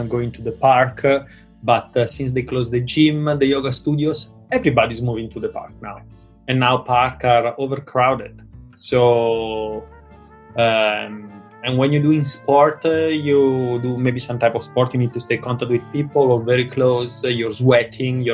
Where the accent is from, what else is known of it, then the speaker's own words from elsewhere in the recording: Italy; moved away as an adult; now in Hong Kong; home is Italy